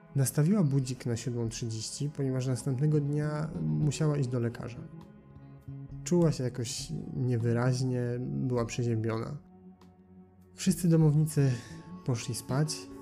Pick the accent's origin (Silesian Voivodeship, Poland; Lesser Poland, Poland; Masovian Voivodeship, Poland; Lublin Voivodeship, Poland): Silesian Voivodeship, Poland; Gliwice; z Gliwic, mojego rodzinnego miasta